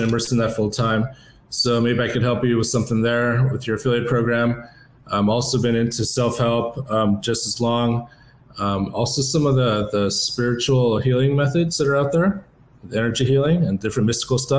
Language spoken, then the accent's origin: English; Tennessee, United States; also born or lived in Las Vegas; I'm from Tennessee